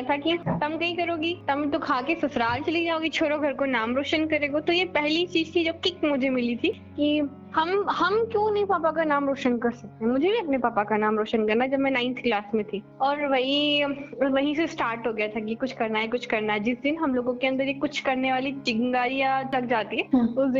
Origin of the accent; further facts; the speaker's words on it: Bhojnagar, Madhya Pradesh, India; और मैं मध्य प्रदेश में सीहोर जिला है सीहोर जिले में एक छोटा सा गाँव गांव है भोजनगर प्रॉपर मैं वहाँ से हूँ पापा खेती बाड़ी करते हैं